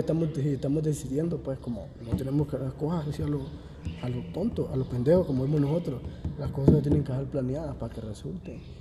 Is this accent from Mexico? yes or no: no; Honduras; moved away; De Honduras